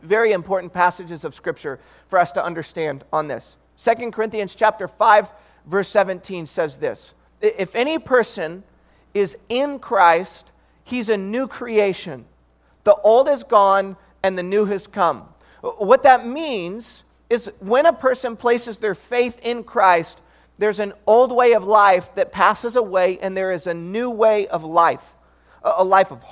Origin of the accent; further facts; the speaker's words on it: Detroit, Michigan, United States; now in Bay Area, United States; I grew up in Detroit, Michigan